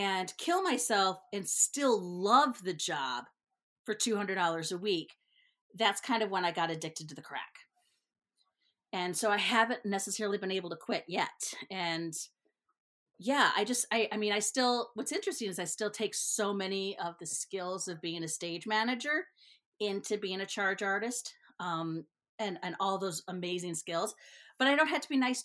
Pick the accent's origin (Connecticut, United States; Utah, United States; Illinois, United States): Illinois, United States; Northern; moved away as an adult; also born or lived in California; now in Twin Cities, United States; when I say Northern Illinois, that makes it clear that I'm not from Chicago